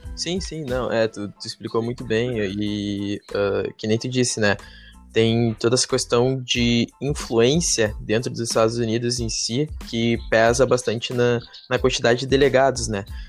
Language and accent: Portuguese; Brazil; para nós brasileiros